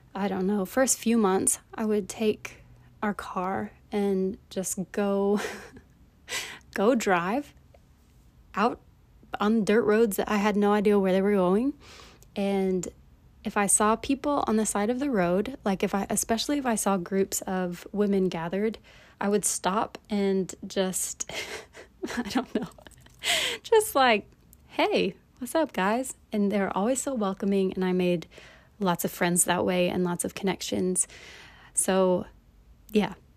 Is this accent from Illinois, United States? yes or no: no; East Tennessee, United States; moved away as an adult; also born or lived in Stegi, Eswatini; now in South Korea; I was born and raised in Tennessee, in East Tennessee, in a small town there.